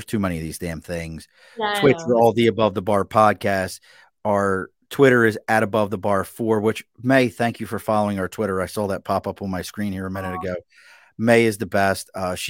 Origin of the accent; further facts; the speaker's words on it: Baltimore, Maryland, United States; now in Albany, United States; I grew up in Baltimore. So that's why you get a lot of Maryland love out of here